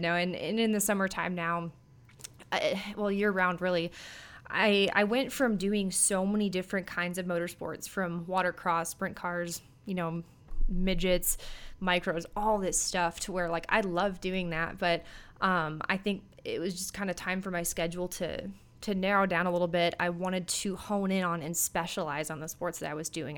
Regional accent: Minneapolis, Minnesota, United States; born or raised there

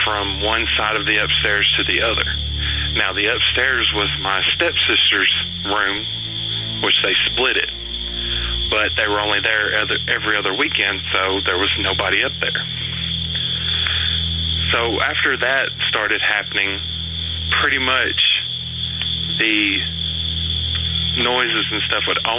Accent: Lewisburg, Tennessee, United States; accent: Southern; I grew up on a street called Haines Street here in Lewisburg, Tennessee, and I lived there all my life

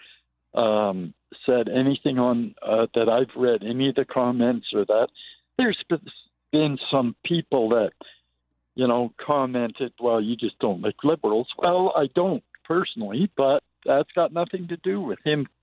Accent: Toronto, Ontario, Canada; moved away as an adult; now in Calgary, Canada; I'm originally from Toronto. I grew up there.

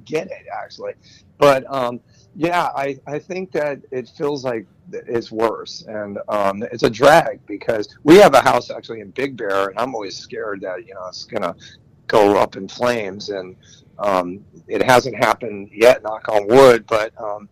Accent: Los Angeles, California, United States; I'm born and raised in Los Angeles

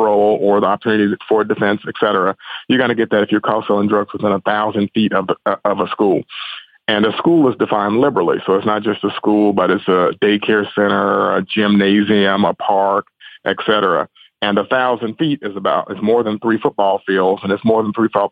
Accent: Memphis, Tennessee, United States; I'm from Memphis, born and raised here, been in Memphis my entire life.

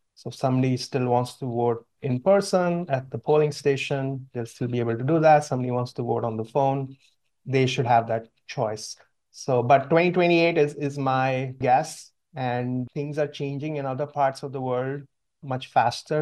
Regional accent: India; moved away; my brother and I grew up in India

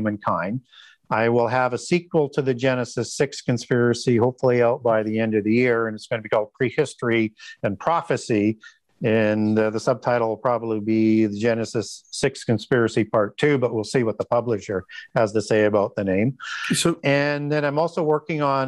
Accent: Canada; I'm from Canada

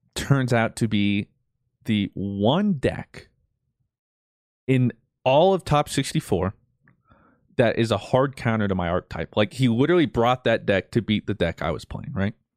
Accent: Colorado, United States; I'm this nobody from Colorado

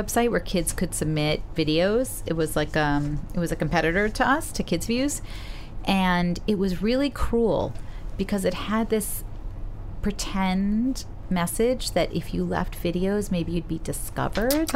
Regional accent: New York City, New York, United States; I grew up in Park Slope

